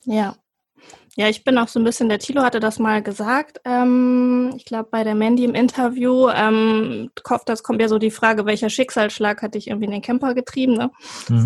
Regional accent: Cuxhaven, Lower Saxony, Germany; bin geboren in Cuxhaven an der Nordsee

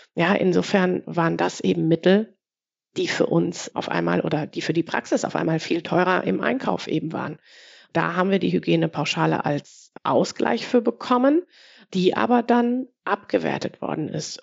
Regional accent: Ruhr area, North Rhine-Westphalia, Germany; ich komme aus dem Ruhrgebiet

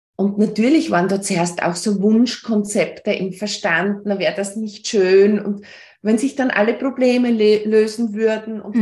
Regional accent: Austria; bei uns in Österreich

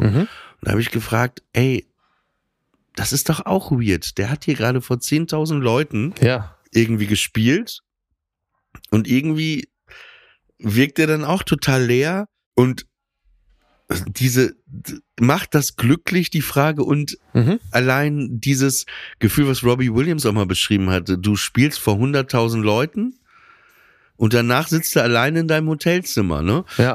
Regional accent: Papenburg, Lower Saxony, Germany; ich bin 30 Jahre alt, ich komme aus Papenburg im Emsland

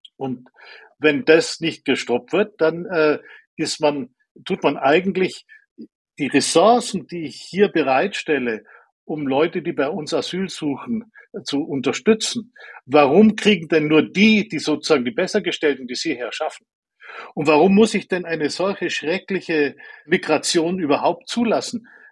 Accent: Allgäu, Bavaria, Germany; Ich bin im Allgäu aufgewachsen, dort auf dem Land, sehr naturverbundener Umgebung.

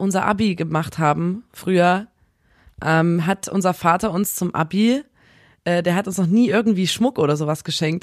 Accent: Chemnitz, Saxony, Germany; kommen wir aus Chemnitz

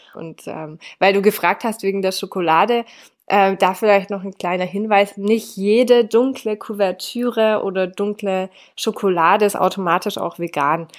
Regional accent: France; now in Swabia, Germany; ich bin ja in Frankreich aufgewachsen.

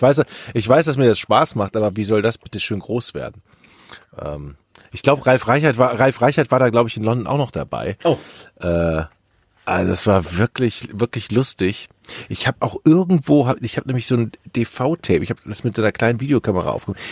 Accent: Düsseldorf, North Rhine-Westphalia, Germany; moved away as an adult; now in Hamburg, Germany; Ich als Düsseldorfer

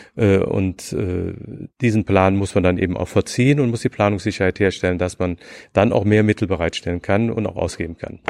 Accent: Rhineland, Germany; moved away as an adult; also born or lived in Nuremberg / Bonn; now in Berlin, Germany; Ich bin Rheinländer

